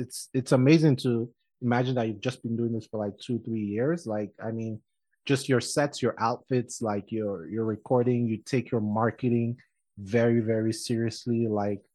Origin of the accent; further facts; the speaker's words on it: Nigeria; now in Colorado, United States; I'm Nigerian